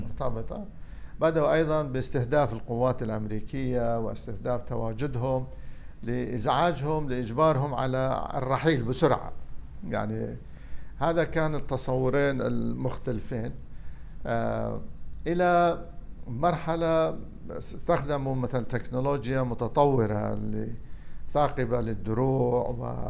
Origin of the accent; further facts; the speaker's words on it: Iraq; also born or lived in Damascus, Syria; احنا عراقيين